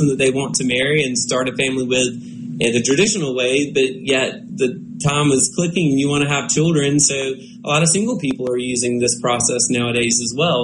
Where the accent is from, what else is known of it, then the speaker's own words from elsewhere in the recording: Mississippi, United States; here in my home state